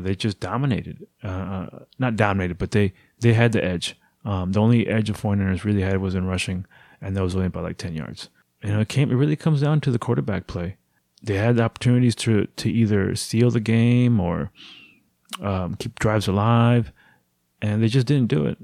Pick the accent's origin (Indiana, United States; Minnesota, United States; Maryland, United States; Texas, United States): Texas, United States; Houston; my hometown of Houston, Texas